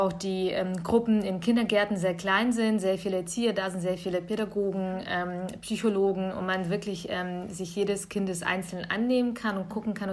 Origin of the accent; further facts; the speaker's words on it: Bavaria, Germany; Das kommt meistens aus meinem Heimatbundesland äh, Bayern.